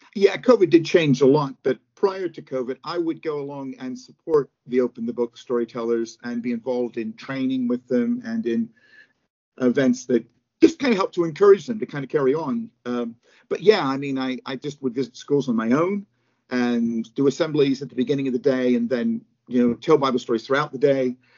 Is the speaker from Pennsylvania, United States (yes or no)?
yes; Pittsburgh, Pennsylvania, United States; now in United Kingdom; I live in the UK uh, and have lived here for many years, but I'm from Pittsburgh, Pennsylvania, originally